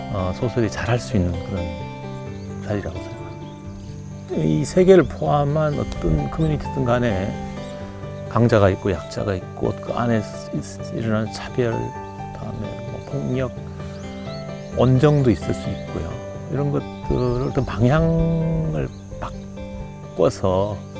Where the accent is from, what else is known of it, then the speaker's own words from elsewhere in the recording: Sangju, North Gyeongsang, South Korea; moved away; 고향이 경북 상주 농촌 출신이고요. 어린 시절을 보내고